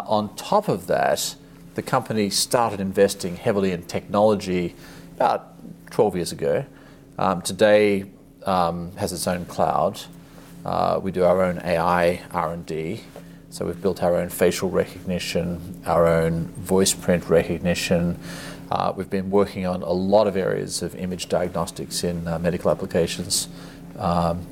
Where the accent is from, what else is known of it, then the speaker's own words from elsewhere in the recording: Australia; moved away as an adult; also born or lived in Asia; I grew up in Australia, but spent most of my career in Asia.